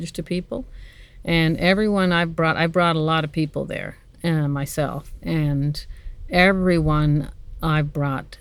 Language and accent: English; North West River, Newfoundland and Labrador, Canada; moved away; that's my hometown